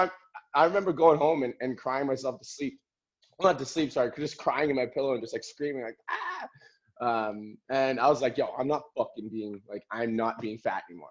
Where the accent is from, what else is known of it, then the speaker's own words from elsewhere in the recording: Calgary, Alberta, Canada; I was born in Calgary, Alberta